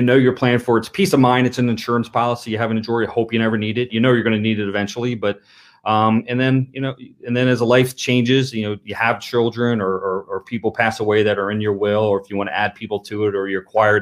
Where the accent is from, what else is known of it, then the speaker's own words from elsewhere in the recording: Lancaster County, Pennsylvania, United States; moved away as an adult; now in Montgomery County, United States; I grew up in Lancaster County. I was a farm boy from Lancaster County.